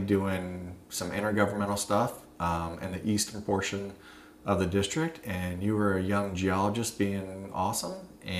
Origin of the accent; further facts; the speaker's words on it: Florida, United States; But I do know very well the water wars growing up in Hillsborough County.